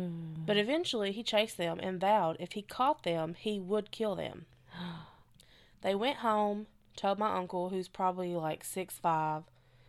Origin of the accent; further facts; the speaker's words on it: Chicago, Illinois, United States; So, I'm from the Chicago area, and my family grew up in the city.